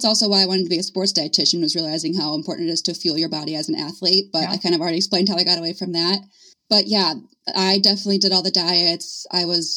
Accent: Indiana, United States; I was born and raised in Indiana.

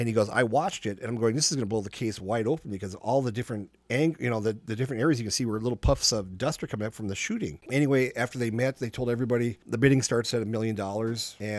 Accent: Minnesota, United States; I said, no, I'm from Minnesota.

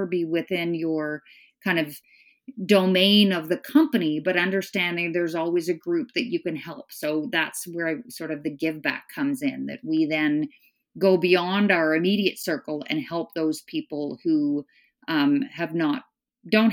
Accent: Northern Ontario, Canada; also born or lived in Scotland; We moved from Scotland to a small town in Northern Ontario

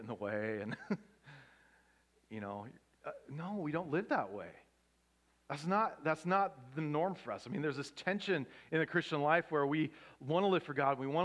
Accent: Pacific Northwest, United States; now in Southern California, United States; I grew up in the Pacific Northwest

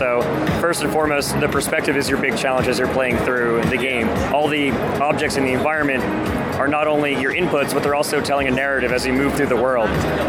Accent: New Jersey, United States; despite having been born and raised in New Jersey.

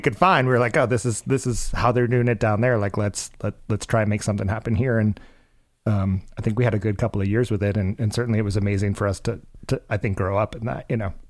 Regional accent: Cape Cod, Massachusetts, United States; We grew up on on Cape Cod, um, Massachusetts

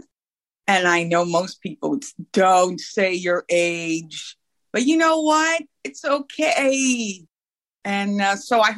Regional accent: New York, United States; now in Northern California, United States; I live in Northern California. I'm originally from New York

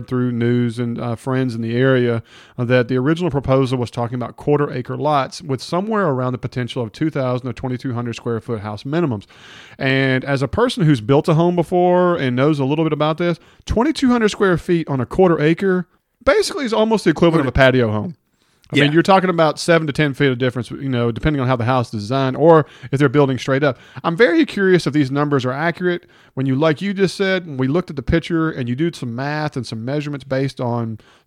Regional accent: Hernando, Mississippi, United States; Brian and Couch and I grew up in Hernando together.

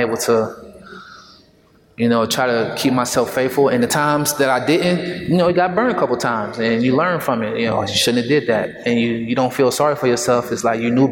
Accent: Dayton, Ohio, United States; I'm from Dayton

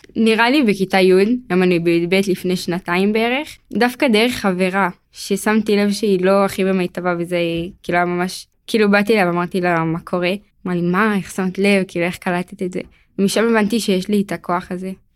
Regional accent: Beit Shemesh, Jerusalem District, Israel; אני מבית שמש, אני אחות לחמישה אחים.

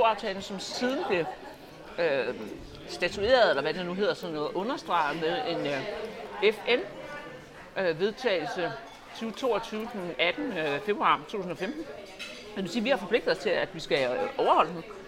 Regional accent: Denmark; som danske patrioter, og det er det, jeg er

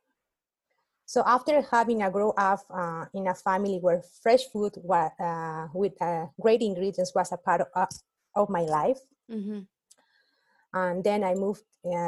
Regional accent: Cusco, Peru; now in United States; business in my hometown in Cusco

